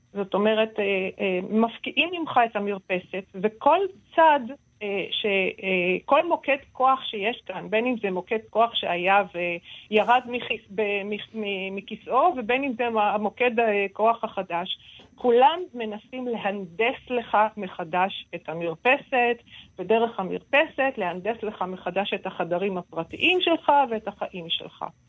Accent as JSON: {"language": "Hebrew", "country": "Israel", "said": "בתור סופרת ישראלית"}